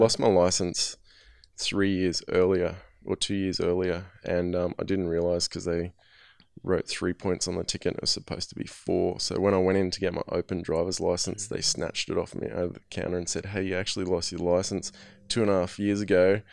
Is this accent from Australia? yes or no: yes; Australia; I'm from Australia